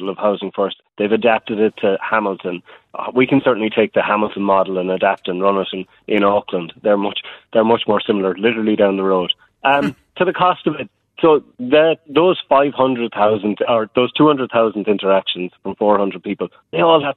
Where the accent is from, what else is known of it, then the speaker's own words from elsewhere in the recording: Ireland; now in New Zealand; I'm from Ireland